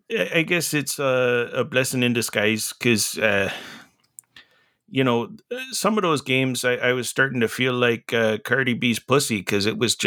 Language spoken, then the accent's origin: English; Menominee, Wisconsin, United States; I left Oregon a while back. I'm back in my hometown of Menominee, Wisconsin.